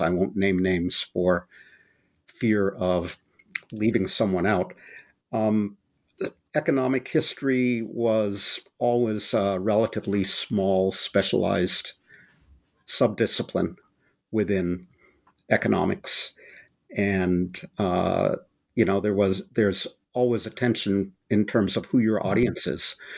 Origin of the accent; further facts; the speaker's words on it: Berkeley, California, United States; not only did I grow up in the Bay Area, I grew up in Berkeley, California